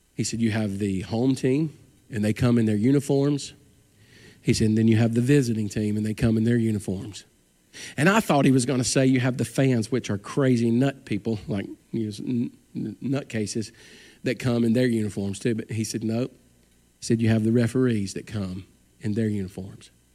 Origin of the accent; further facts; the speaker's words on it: Alabama, United States; We're from Alabama